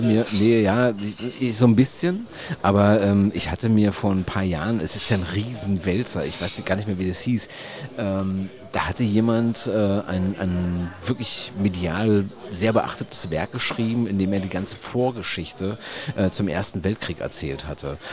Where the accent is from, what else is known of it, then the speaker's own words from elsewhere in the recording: Germany; bei uns in Deutschland